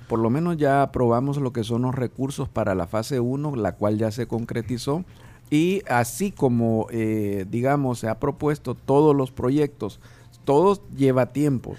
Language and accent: Spanish; El Salvador; nosotros como salvadoreños